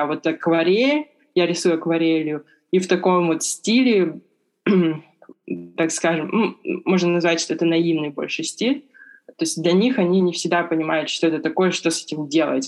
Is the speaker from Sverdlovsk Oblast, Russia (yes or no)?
no; Irkutsk, Irkutsk Oblast, Russia; moved away as an adult; now in Beijing, China; я из Иркутска.